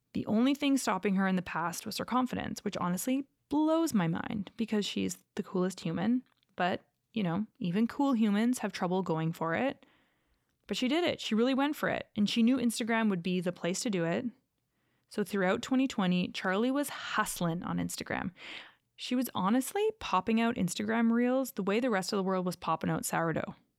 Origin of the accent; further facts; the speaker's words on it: Calgary, Alberta, Canada; also born or lived in Los Angeles; growing up in Calgary, there are quite a few Mormon families in the area I lived